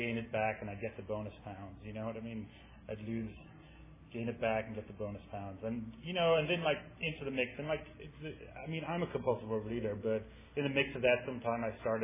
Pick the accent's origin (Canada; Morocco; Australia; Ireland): Ireland; now in San Francisco, United States; I'm from Ireland. I grew up there. That's why I talk funny.